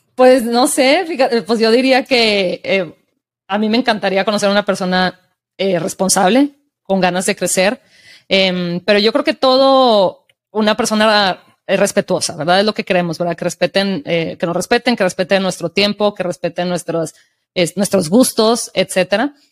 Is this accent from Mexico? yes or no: yes; Mexico; desde mi experiencia como mexicana y de la ciudad donde crecí